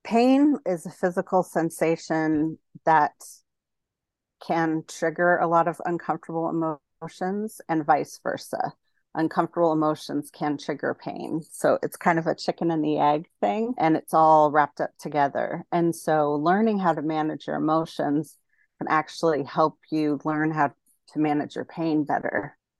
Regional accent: Denver, Colorado, United States; moved away as an adult; also born or lived in Texas; now in San Diego, United States; I'm originally from Denver, and then I went to grad school in Texas, and then I've been in San Diego since two thousand six

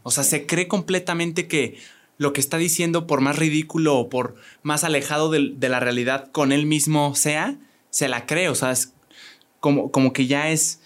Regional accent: Querétaro, Mexico; aquí somos dos queretanos

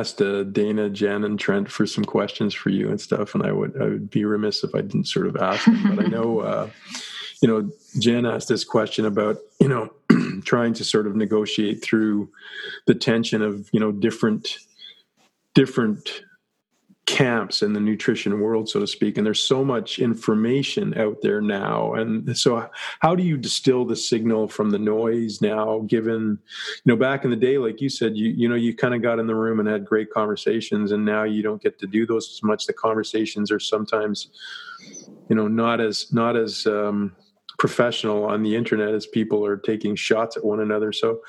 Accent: Canada; I'm Canadian. He's American.

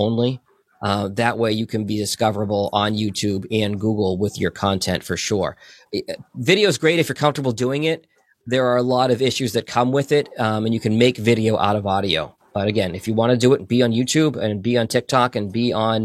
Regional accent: Boston, Massachusetts, United States; now in Michigan, United States; I grew up in Boston.

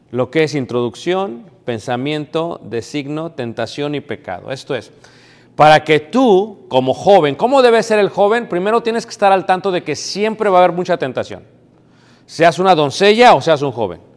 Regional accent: Mexico City, Mexico; now in United States; yo soy de México, crecí en Ciudad de México, me crié en México

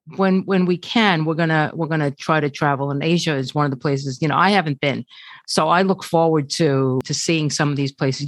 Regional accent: New York, United States; also born or lived in South America; I was raised here

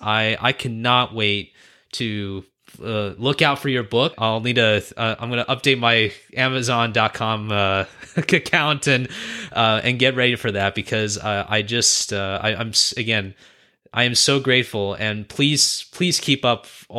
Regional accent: United States; I was born and raised here in the States.

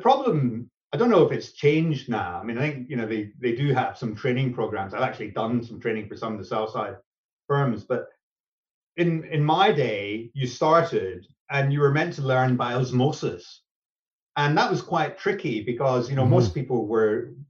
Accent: Scotland, United Kingdom; being Scottish

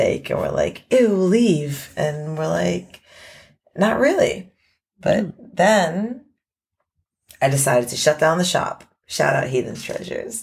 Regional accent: New York City, New York, United States; also born or lived in Gold Coast, Australia; now in Australia; I'm from New York City and I live in the South Pacific to explicitly avoid the winter

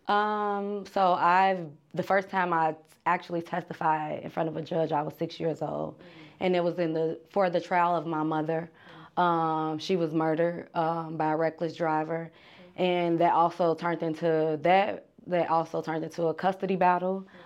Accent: Chicago, Illinois, United States; I am from the south side of Chicago

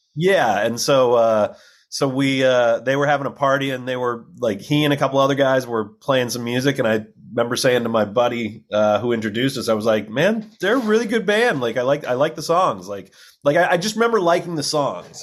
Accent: Illinois, United States; moved away as an adult; also born or lived in Texas; now in Los Angeles, United States; I grew up in Illinois

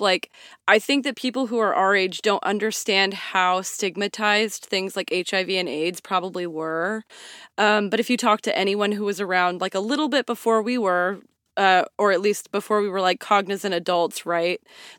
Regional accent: Nacogdoches, Texas, United States; We're from Nacogdoches.

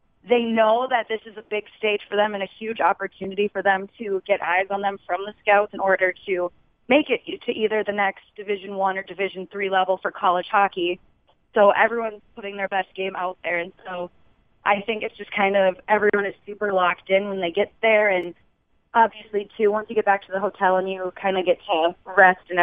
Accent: Minnesota, United States; being from Minnesota

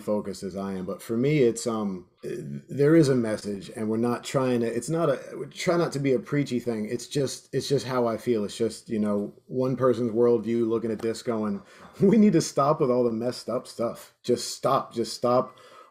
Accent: South Florida, United States; moved away as an adult; I grew up in South Florida back in the 90s

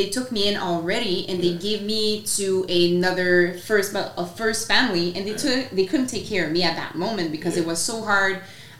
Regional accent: Quebec, Canada; first language French; English is a second language; moved away as an adult; also born or lived in British Columbia

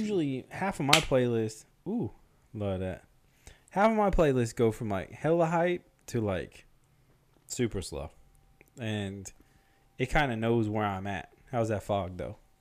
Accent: Memphis, Tennessee, United States; we're basically from Memphis

